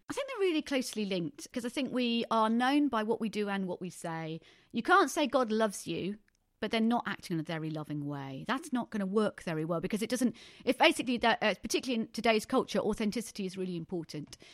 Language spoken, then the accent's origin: English; Thundersley, East of England, United Kingdom; I was brought up in the Brethren Church in Thunder Sleet in Essex